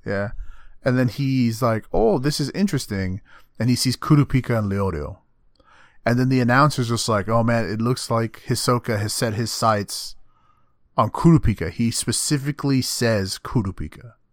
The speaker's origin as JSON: {"language": "English", "region": "Texas", "country": "United States", "said": "I'm not an American, I'm a Texan"}